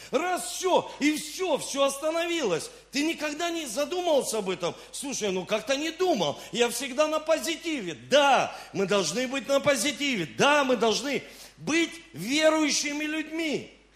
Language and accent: Russian; Rostov-on-Don, Rostov Oblast, Russia; also born or lived in Saint Petersburg; я родился в Санкт-Петербурге, но с 7 лет я живу в Ростове-на-Дону